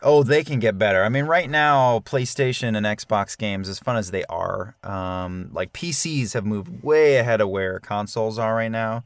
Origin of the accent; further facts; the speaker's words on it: Weehawken, New Jersey, United States; My first job ever was working for the Department of Public Works in my hometown of Weehawken, New Jersey.